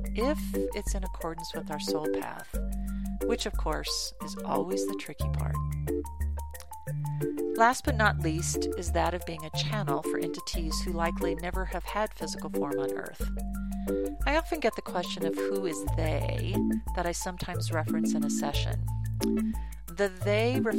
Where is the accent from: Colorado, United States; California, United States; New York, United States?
Colorado, United States; I was born and raised in Colorado, where I still reside